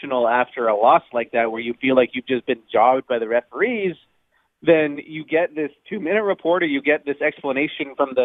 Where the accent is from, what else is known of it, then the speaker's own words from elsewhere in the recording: Toronto, Ontario, Canada; I'm from Toronto